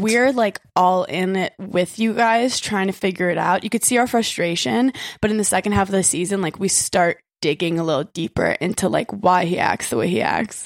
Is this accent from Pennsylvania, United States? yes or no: no; New York City, New York, United States; I am a native New Yorker